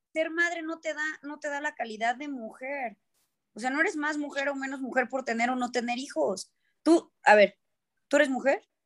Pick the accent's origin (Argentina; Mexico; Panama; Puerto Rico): Mexico; Cholula, Puebla; en Cholula yo sí me eduqué con, Rosario en mano y además la visita de la, de la Virgen a casa